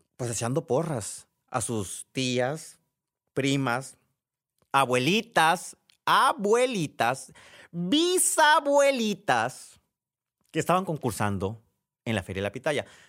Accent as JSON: {"language": "Spanish", "region": "Sonora", "country": "Mexico", "said": "quienes somos de Sonora"}